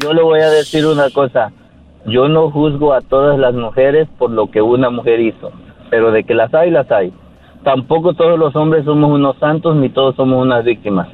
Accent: Mexico; moved away as an adult; now in United States; yo vine de allá de México para acá

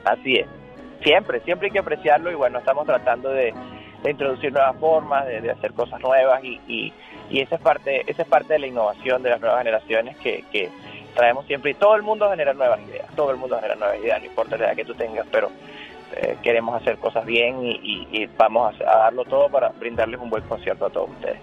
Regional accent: Venezuela; Soy venezolano

